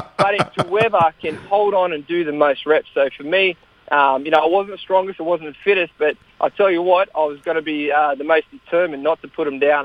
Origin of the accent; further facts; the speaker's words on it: Australia; we grew up in Australia